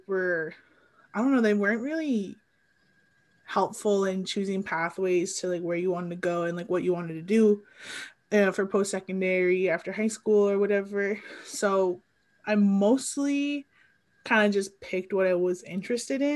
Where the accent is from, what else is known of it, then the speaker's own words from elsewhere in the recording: Sudbury, Ontario, Canada; also born or lived in Ottawa; I grew up on my First Nation, Atikamekw Anishinaabeg, which is just outside of Sudbury